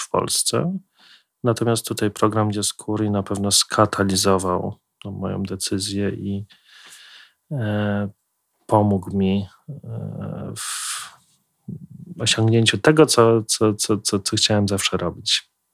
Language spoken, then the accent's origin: Polish; Kraków, Lesser Poland, Poland; moved away as an adult; now in Warsaw, Poland; ja osobiście pochodzę z Krakowa